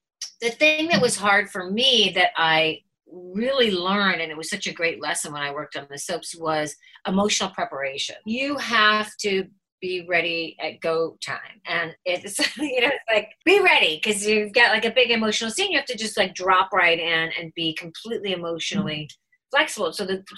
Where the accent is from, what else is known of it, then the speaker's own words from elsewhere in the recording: Chicago, Illinois, United States; accent: Chicago; moved away as an adult; also born or lived in New York; I was straight from Chicago